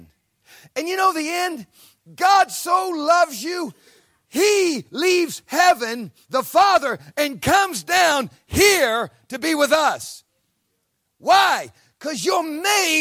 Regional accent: Ohio, United States; moved away; an American from a cornfield in Ohio, a farm boy

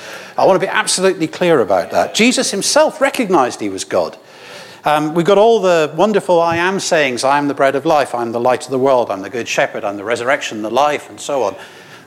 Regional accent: Scotland, United Kingdom; now in Scarborough, United Kingdom; I know my accent's wrong. I'm Scottish.

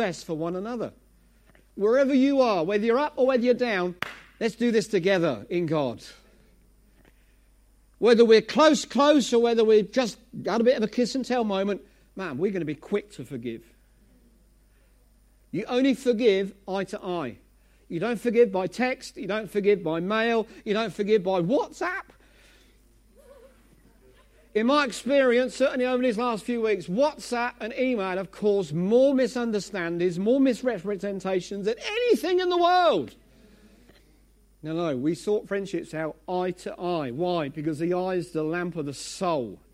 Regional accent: Essex, East of England, United Kingdom; I'm from Essex.

